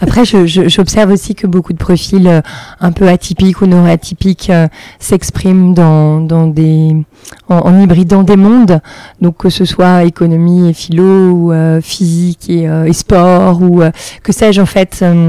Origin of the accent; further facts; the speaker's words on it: Saint-Étienne area, Auvergne-Rhône-Alpes, France; moved away as an adult; now in Paris, France; J'ai grandi en, province, dans la région stéphanoise